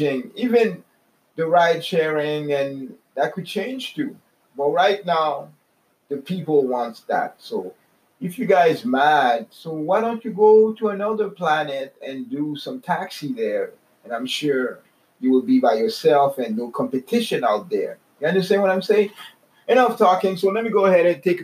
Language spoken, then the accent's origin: English; Canada; I'm from Canada.